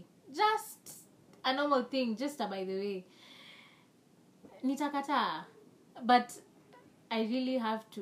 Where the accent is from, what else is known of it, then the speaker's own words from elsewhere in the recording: Kenya; English is a second language; I'm not speaking correct English with me, but I am a Kenyan